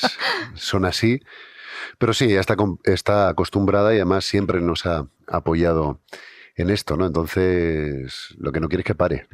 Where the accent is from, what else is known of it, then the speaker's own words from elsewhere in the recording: Santa Cruz de Tenerife, Canary Islands, Spain; now in Basque Country, Spain; yo soy de Tenerife, soy de Santa Cruz. Y bueno, toda mi familia es de allí, aunque llevo muchos años viviendo en el País Vasco